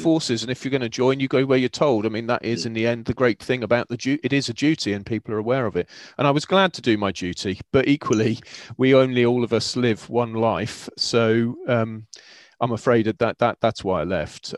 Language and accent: English; Cornwall, South West England, United Kingdom; I grew up in Cornwall.